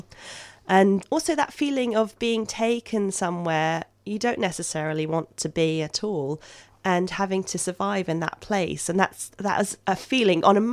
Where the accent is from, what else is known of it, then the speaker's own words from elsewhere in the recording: Melbourne, Victoria, Australia; now in London, United Kingdom; I grew up in Melbourne